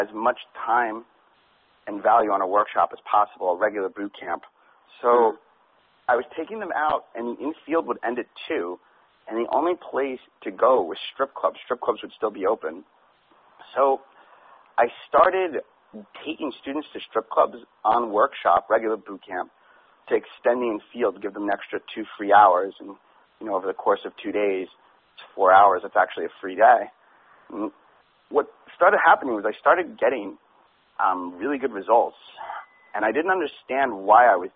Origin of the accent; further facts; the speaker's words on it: New York City, New York, United States; I grew up partying in New York City and being in the club scene